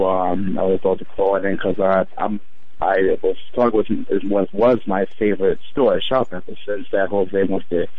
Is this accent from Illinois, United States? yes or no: no; Portsmouth, Virginia, United States; now in New York, United States; I grew up eating them in Virginia. I grew up in Portsmouth, Virginia